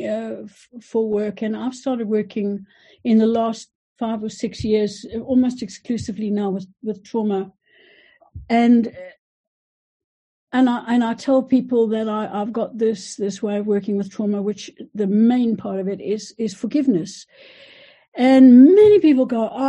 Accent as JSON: {"language": "English", "country": "South Africa", "moved": "yes", "said": "I am South African, and I went back to South Africa when Nelson Mandela was brought into power."}